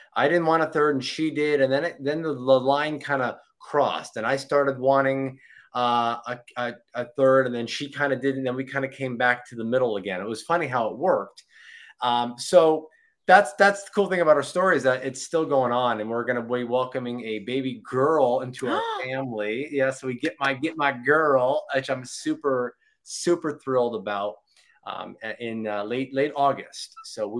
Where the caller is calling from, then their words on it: Florida, United States; Florida, sunny Florida, South Florida, 8 minutes from the beach.